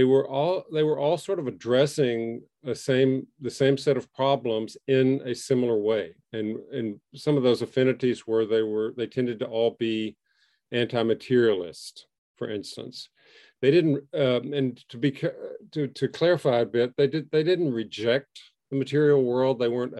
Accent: Southwest, United States; And because I grew up in the Southwest United States, I like spicy food.

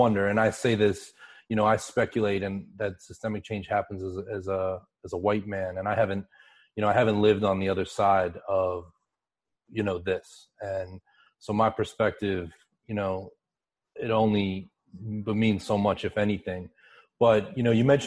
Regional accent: Pittsburgh, Pennsylvania, United States; I grew up in Pittsburgh, which is, I grew up about 30 minutes from the Ohio border.

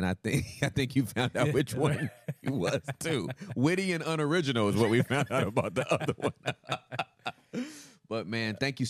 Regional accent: Inglewood, California, United States; moved away; I'm Inglewood. Inglewood, Cali.

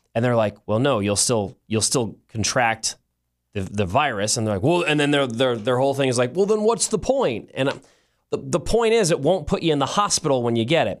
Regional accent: United States; as an American

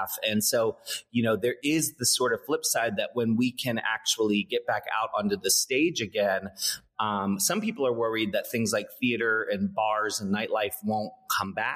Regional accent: Annapolis, Maryland, United States; I grew up in Maryland on the East Coast in the U.S. And Maryland, where I grew up, it's a small town called Annapolis

